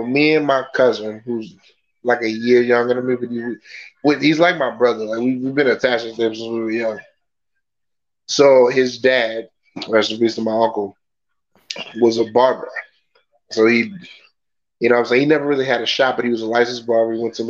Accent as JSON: {"language": "English", "country": "Puerto Rico", "said": "Yeah, it's like where I'm from Puerto Rico, right?"}